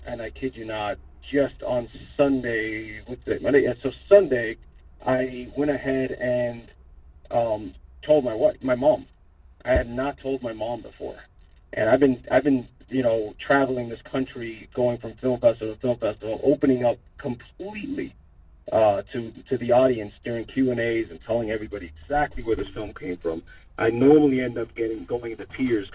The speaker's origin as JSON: {"language": "English", "town": "Hialeah", "region": "Florida", "country": "United States", "tie": "born or raised there", "said": "I was born and raised in Hialeah"}